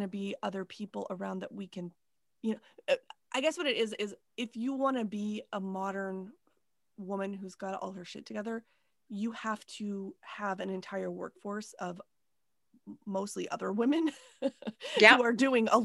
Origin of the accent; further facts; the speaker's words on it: United States; I'm American